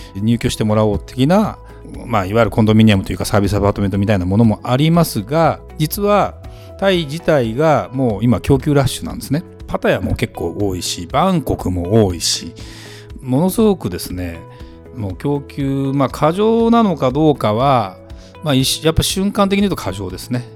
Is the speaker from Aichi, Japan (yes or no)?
no; Saitama, Japan; moved away as an adult; 埼玉県で18歳まで